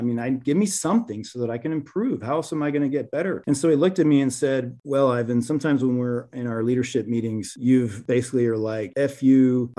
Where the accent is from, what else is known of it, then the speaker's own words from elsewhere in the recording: Venezuela; now in United States; Growing up, I'm originally from Venezuela. I became naturalized at 16 years old.